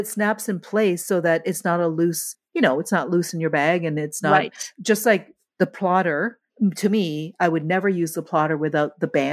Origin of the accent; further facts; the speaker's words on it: Canada; I'm Canadian